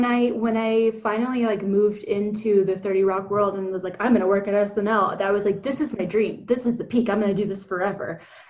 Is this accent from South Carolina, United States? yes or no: no; Atlanta, Georgia, United States; moved away as an adult; I grew up in Atlanta, like my whole life, pretty much lived there until college, and now I'm anywhere money takes me.